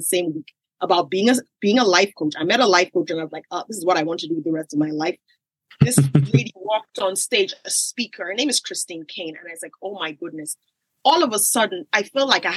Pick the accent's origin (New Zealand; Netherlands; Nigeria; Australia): Nigeria; I grew up in Nigeria